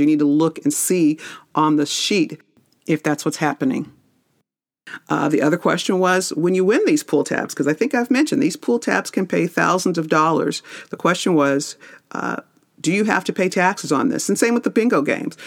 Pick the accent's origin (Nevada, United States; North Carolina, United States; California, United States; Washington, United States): Nevada, United States; Las Vegas; I grew up in Vegas